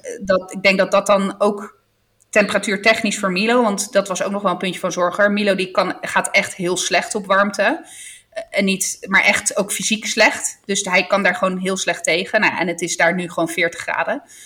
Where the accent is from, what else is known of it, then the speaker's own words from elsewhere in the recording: Apulia, Italy; moved away; de streek waar ik vandaan kom inmiddels, geloof ik, het nieuwe Ibiza is. want echt iedereen gaat naar Puglia